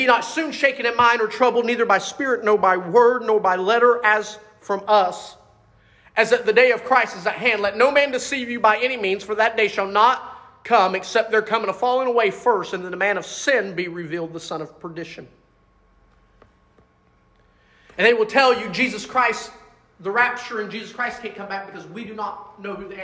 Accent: United States; as a kid growing up in America

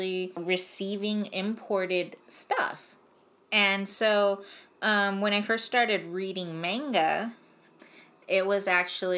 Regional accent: Los Angeles, California, United States; I grew up in the San Fernando Valley

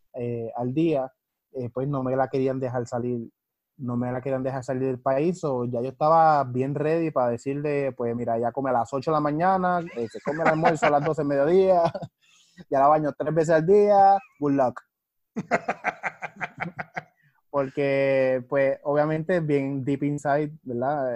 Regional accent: Ponce, Puerto Rico; moved away as an adult; also born or lived in Florida; now in Arecibo, Puerto Rico; yo soy de Ponce de toda la vida, agarré mucha influencia en Florida y ahora estoy en Arecibo, Puerto Rico.

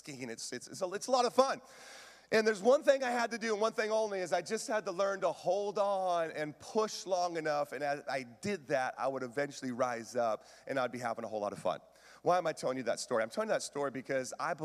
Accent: Washington, United States; I grew up in Washington, lots of lakes

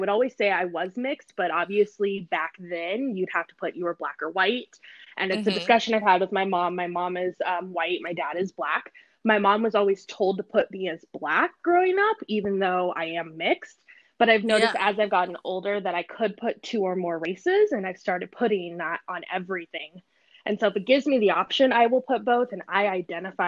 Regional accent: Aurora, Colorado, United States; I grew up in Aurora, so there's like everybody there.

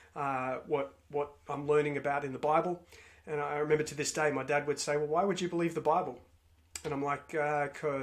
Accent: Melbourne, Victoria, Australia; I grew up in Melbourne, Victoria, in Australia

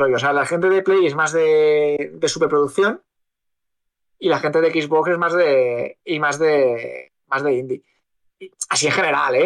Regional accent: Spain; somos españoles

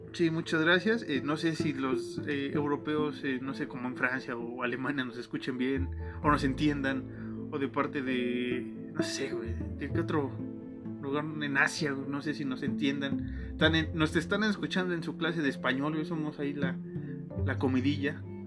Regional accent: Mexico; somos mexicanos, Alan y yo

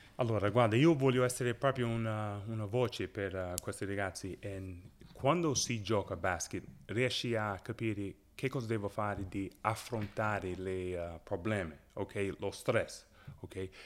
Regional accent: Chicago, Illinois, United States; first language English; Italian is a second language; moved away as an adult; also born or lived in Orlando / Avellino; now in Italy; io vengo da Westside

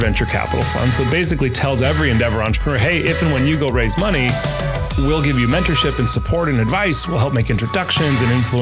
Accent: Northern California, United States; also born or lived in Argentina; I grew up in Northern California, very close to Silicon Valley.

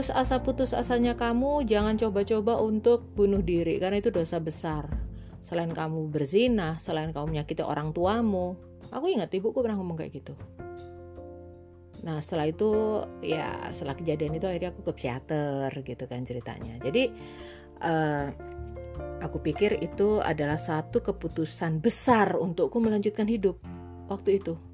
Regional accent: Semarang, Central Java, Indonesia; now in Surabaya, Indonesia; aku dari Semarang pindah ke Surabaya dan waktu itu belum bekerja.

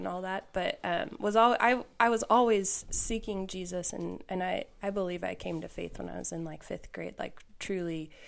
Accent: Valley Center, Kansas, United States; I grew up in Valley Center, Wichita area.

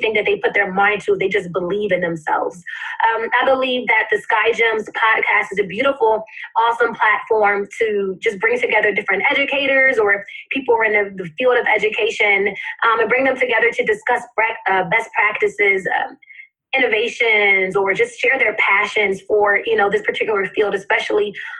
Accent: New Jersey, United States; also born or lived in Pennsylvania; now in Delaware, United States; I was born in Pennsylvania, grew up in New Jersey, and I'm currently living in Delaware

